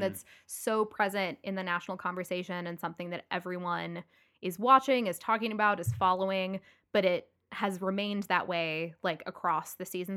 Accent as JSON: {"language": "English", "town": "Louisville", "region": "Kentucky", "country": "United States", "tie": "born or raised there", "said": "Kelsey and I grew up together in Louisville, Kentucky"}